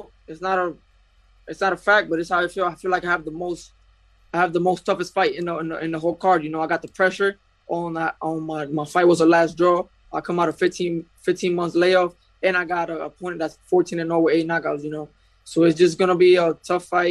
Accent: Puerto Rico; I'm from Puerto Rico

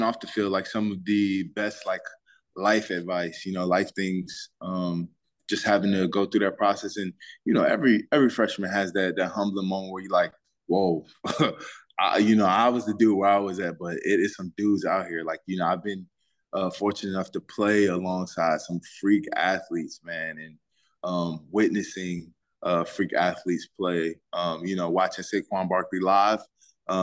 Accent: Boykins, Virginia, United States; Yep, Boykins, Virginia.

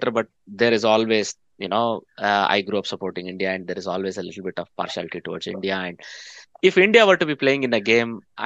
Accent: Netherlands; Netherlands. It's my home country

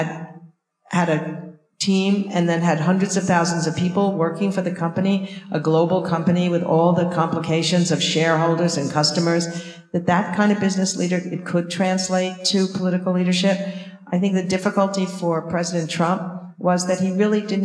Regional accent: Long Island, New York, United States; now in Boston, United States; we grew up in Long Island

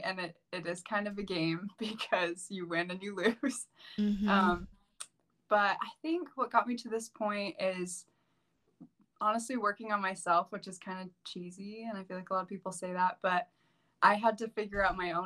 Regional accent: Missouri, United States; moved away as an adult; now in Idaho, United States; I'm actually from Missouri.

